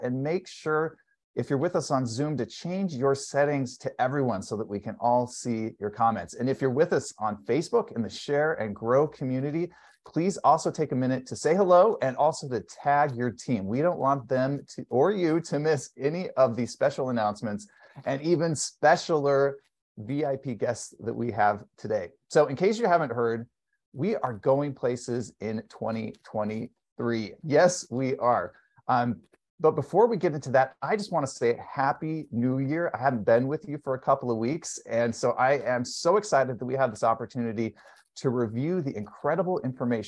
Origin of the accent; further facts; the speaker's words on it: California, United States; since I'm from California